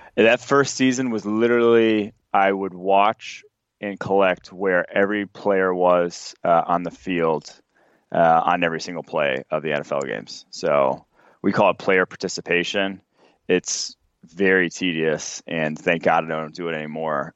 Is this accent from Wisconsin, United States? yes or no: yes; Milwaukee, Wisconsin, United States; I grew up in Milwaukee